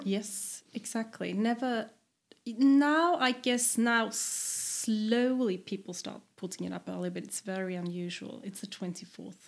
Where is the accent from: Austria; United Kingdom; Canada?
Austria; eastern Austria, Burgenland; moved away as an adult; also born or lived in Vienna, Austria; now in Sweden; I come from the east, mm-hmm. which is very different.